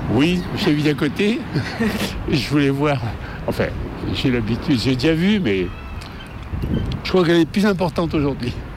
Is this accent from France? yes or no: yes; Lyon, Auvergne-Rhône-Alpes, France; je suis lyonnais depuis longtemps